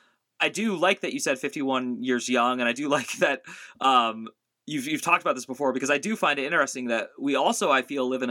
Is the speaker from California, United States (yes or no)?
yes; Bay Area, California, United States; now in Phoenix, United States; I grew up in the Bay Area, which is also, you know, Northern California